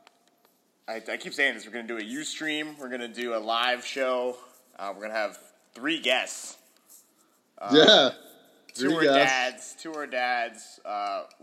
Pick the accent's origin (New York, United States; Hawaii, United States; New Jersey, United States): New Jersey, United States; I grew up in New Jersey